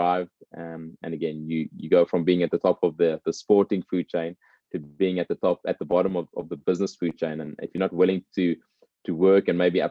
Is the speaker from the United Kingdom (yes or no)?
no; South Africa; being a South African